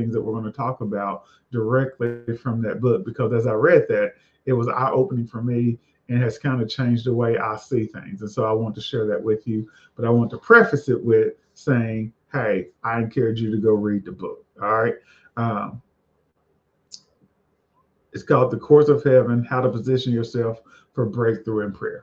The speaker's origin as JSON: {"language": "English", "region": "the South", "country": "United States", "said": "I'm a boy from the South"}